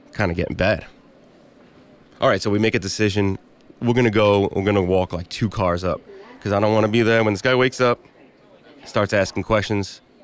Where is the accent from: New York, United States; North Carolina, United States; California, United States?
New York, United States; New York City; also born or lived in Battery Park City, Manhattan; I'm from Bensonhurst, Brooklyn. Um, so I've lived here my whole life